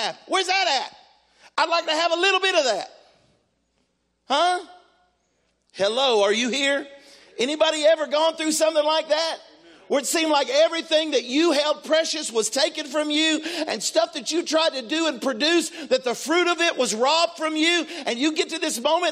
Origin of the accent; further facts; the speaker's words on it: Texas, United States; now in Tennessee, United States; I'm a Texan. I was born in Texas